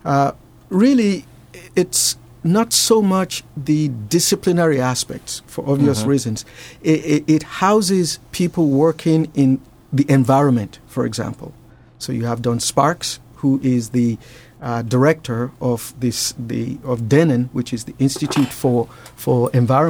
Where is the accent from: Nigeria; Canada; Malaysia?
Nigeria; moved away; I grew up in Nigeria